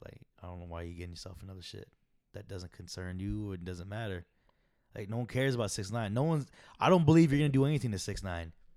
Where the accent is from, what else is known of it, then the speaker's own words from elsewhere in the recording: Arizona, United States; I come from Arizona